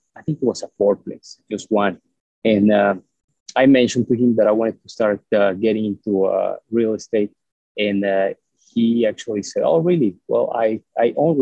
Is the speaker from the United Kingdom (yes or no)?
no; Mexico; moved away as an adult; also born or lived in Mexico City, Mexico / Texas, United States; now in United States; I was born in Mexico, and up until, I guess, 80-something, 86, 87, I lived in the same town